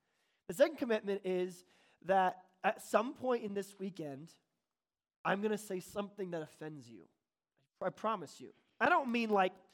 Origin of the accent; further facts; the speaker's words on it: Bonsall, California, United States; I'm from Bonzel, which is right by Fallbrook, which is near Oceanside